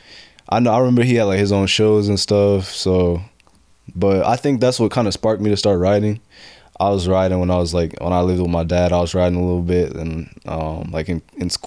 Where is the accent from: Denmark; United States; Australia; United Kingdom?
United States; Painesville, Ohio; also born or lived in Boise, Idaho / Cleveland, Ohio; I moved out here when I was about 7, and I've been here, so I'm from Cleveland